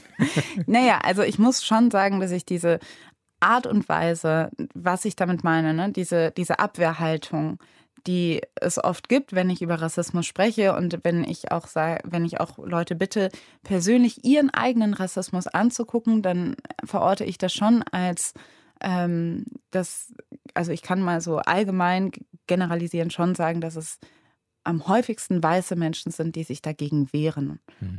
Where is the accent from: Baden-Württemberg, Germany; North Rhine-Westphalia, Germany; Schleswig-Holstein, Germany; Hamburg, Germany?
North Rhine-Westphalia, Germany; Cologne; Ich meine, ich bin ja in Köln aufgewachsen